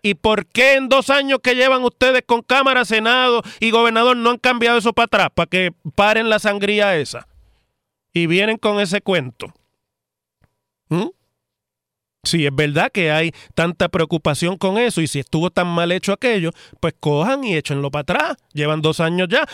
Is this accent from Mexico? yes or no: no; Puerto Rico